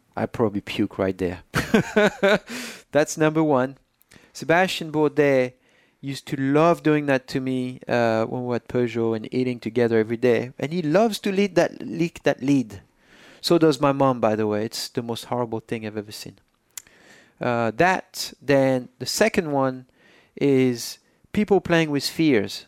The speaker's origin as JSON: {"language": "English", "town": "Poitiers", "region": "Nouvelle-Aquitaine", "country": "France", "tie": "born or raised there", "second_language": "English", "moved": "as an adult", "lives_now": "United States", "said": "I was born in Poitiers on May 18, 1984"}